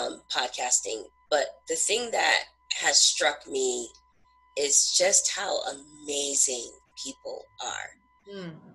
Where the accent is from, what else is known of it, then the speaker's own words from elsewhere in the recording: Southern California, United States; now in New Hampshire, United States; I live in New Hampshire now, but I'm originally from Southern California.